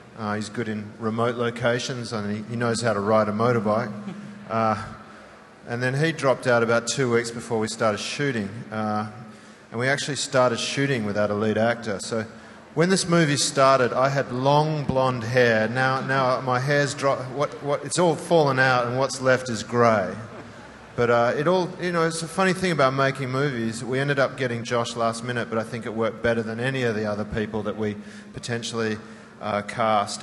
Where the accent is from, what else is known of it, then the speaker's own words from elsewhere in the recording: Western Australia, Australia; I'm originally from Western Australia